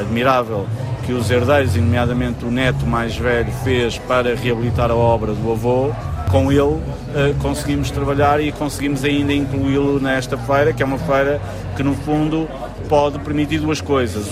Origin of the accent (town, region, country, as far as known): Portugal